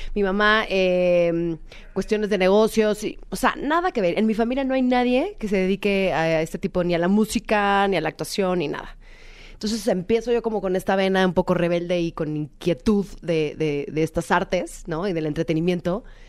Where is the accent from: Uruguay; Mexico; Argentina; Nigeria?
Mexico; yo soy mexicana, soy de una familia tradicional mexicana